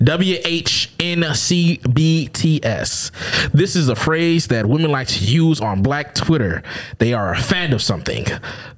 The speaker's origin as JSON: {"language": "English", "town": "Stamford", "region": "Connecticut", "country": "United States", "said": "The mean streets of Connecticut. I live in a cul-de-sac"}